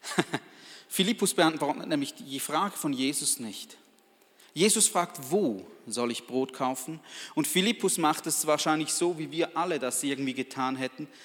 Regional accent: Balgach, St. Gallen, Switzerland; ich bin aus Balgach, einem Weindorf

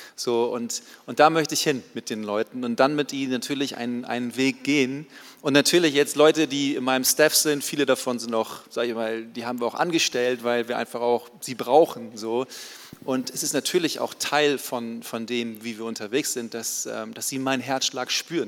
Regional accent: Baden-Württemberg, Germany; bei uns in Baden-Württemberg

